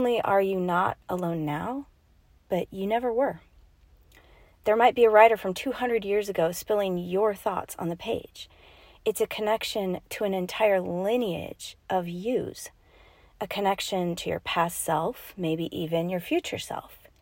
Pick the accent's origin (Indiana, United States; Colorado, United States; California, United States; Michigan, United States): Colorado, United States; Rocky Mountains in; I am from the Rocky Mountains in Colorado.